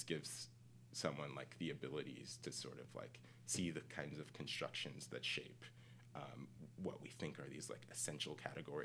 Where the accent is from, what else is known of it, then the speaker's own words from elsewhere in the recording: Pennsylvania, United States; also born or lived in Monrovia, Liberia / Michigan; I mostly grew up in Michigan and Pennsylvania, central and western Pennsylvania